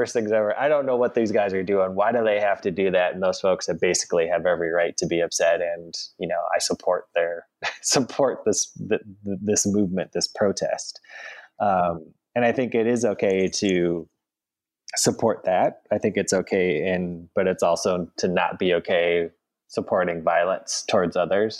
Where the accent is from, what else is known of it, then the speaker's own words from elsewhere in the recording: Madison, Wisconsin, United States; now in Memphis, United States; my hometown of Madison, which of course is a city with a rich history of protests